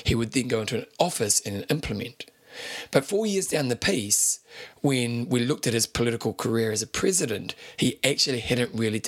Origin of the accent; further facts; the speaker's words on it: New Zealand; I'm a New Zealander